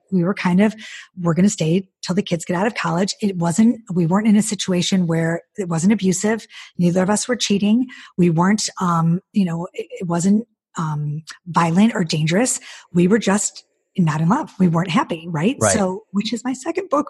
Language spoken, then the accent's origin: English; Detroit, Michigan, United States; moved away; also born or lived in Charlotte, North Carolina; we're both from Detroit